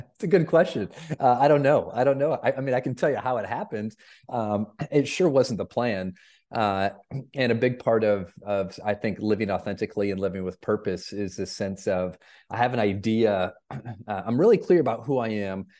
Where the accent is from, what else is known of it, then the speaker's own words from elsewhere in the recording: Flint, Michigan, United States; moved away; I grew up in Flint, Michigan